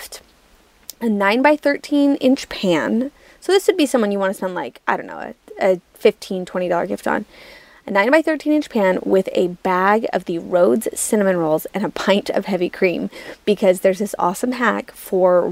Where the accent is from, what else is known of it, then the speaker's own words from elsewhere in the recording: Utah, United States; moved away as an adult; also born or lived in New York City; I am from Utah. So I'm from the Western United States, but obviously I was living in New York City at the time.